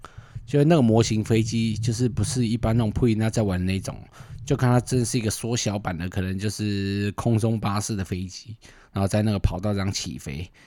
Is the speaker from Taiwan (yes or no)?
yes; northern Taiwan, Taiwan; 我们北部人口味吃不习惯，